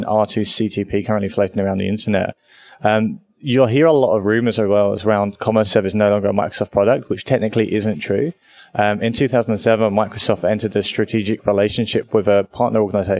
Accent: United Kingdom; moved away as an adult; now in Australia; I am a British person living in Australia. I've been here 2 years

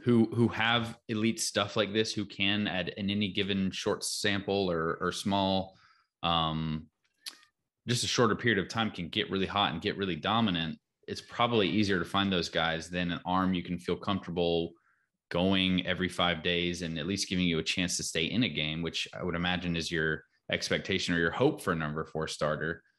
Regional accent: North Carolina, United States; growing up in North Carolina

